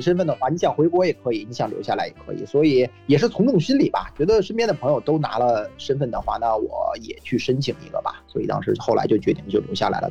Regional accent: Beijing, China; moved away as an adult; now in Australia; 因为我是来自北京嘛

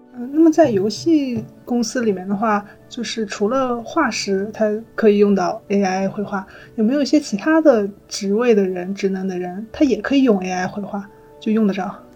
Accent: China; 她对于我们中国人来说已经是一个家喻户晓的一个文化符号了

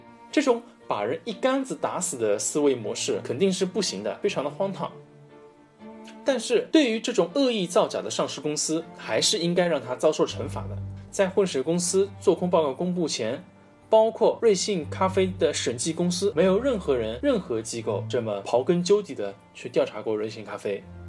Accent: China; 我们中国的传统饮料

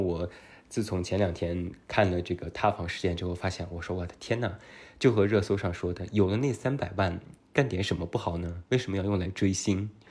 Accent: Taiyuan, Shanxi, China; accent: Taiyuan Mandarin; also born or lived in Beijing; 有一点太原普通话的口音

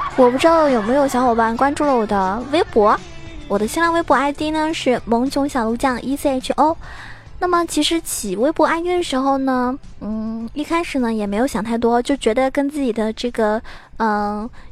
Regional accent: Zhejiang, China; 我回家了，回自己家了哈，我是浙江人，然后今天是我老爸来接我，然后回家了

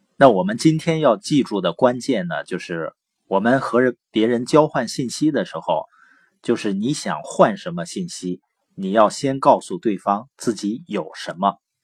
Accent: Baoqing, Heilongjiang, China; also born or lived in Boli County, Heilongjiang; 我是黑龙江，从小呢是生在宝清县，啊，我父母 呢是知边青年，所以在农场出生，然后长大

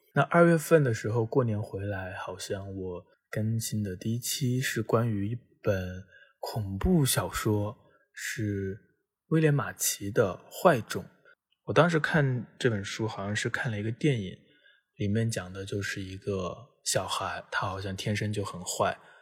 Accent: China; 作为一个中国人

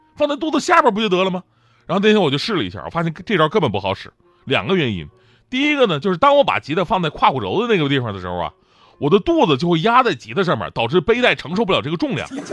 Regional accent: Changchun, Jilin, China; moved away; 我老家长春

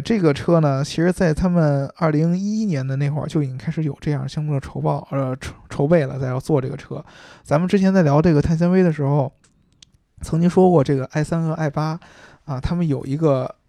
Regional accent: China; also born or lived in Beijing; 我也中国产呢。啊， 对，我， 我们是中国产的。然后跟他说呢，哎呀，我们是，来自中国的媒体

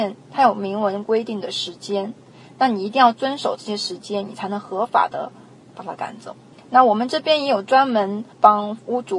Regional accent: United States; 那我们美国人这边，其实我们当地的利息已经开始在往下降了

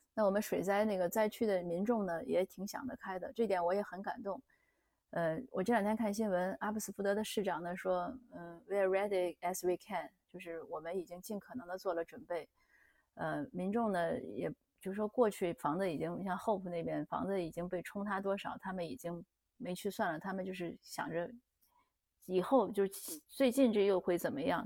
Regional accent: Canada; 我们加拿大这边呢

